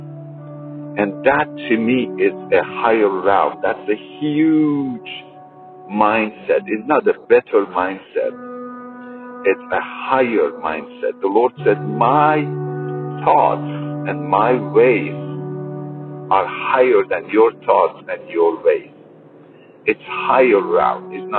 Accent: Iran; when I was a Muslim growing up in Iran

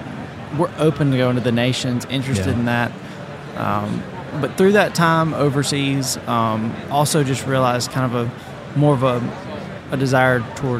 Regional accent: Mississippi, United States; moved away as an adult; now in New Orleans, United States; I am originally from Mississippi. I'm one of the pastors at Harvest Church. It's a church plant here in New Orleans.

